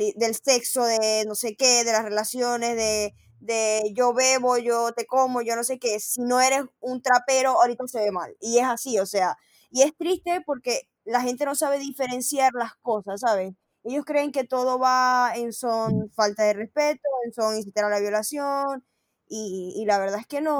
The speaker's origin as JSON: {"language": "Spanish", "town": "Maracaibo", "region": "Zulia", "country": "Venezuela", "moved": "yes", "said": "Nosotros somos maracucha"}